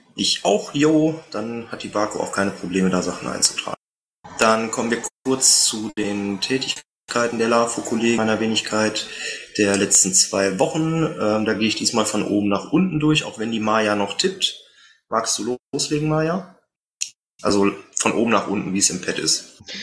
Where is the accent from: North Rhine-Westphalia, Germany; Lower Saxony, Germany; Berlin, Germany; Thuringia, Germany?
North Rhine-Westphalia, Germany; Meerbusch; aus meiner Heimatstadt, aus Meerbusch